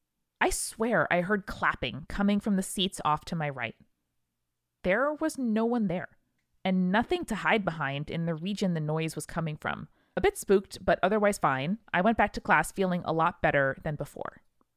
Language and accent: English; Hibbing, Minnesota, United States; I grew up in Hibbing, Minnesota, a small struggling mining town famous for two things … its historic high school.